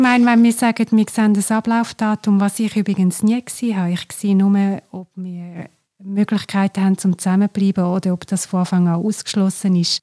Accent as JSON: {"language": "German", "region": "Glarus", "country": "Switzerland", "said": "ich komme aus dem Glarnerland"}